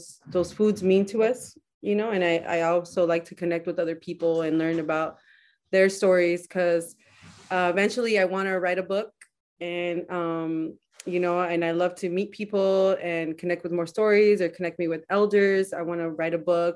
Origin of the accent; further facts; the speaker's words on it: Salinas, California, United States; I'm from Salinas. I was born in Salinas.